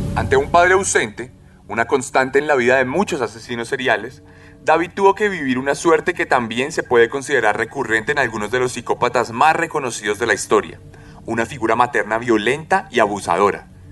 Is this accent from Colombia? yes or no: yes; Colombia